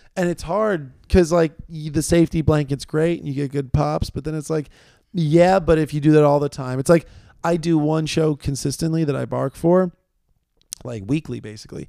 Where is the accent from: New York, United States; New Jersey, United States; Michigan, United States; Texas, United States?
New York, United States; New York City; I'm from New York